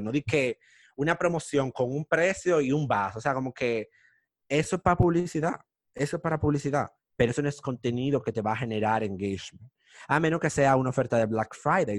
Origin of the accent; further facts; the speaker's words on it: Dominican Republic; nosotros los dominicanos